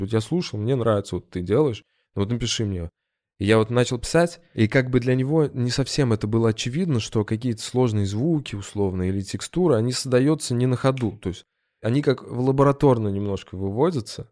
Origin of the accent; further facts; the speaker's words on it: Ulyanovsk, Ulyanovsk Oblast, Russia; moved away as an adult; now in Moscow, Russia; Я из Ульяновска, и я переехал в Москву достаточно поздно, в двадцать четыре года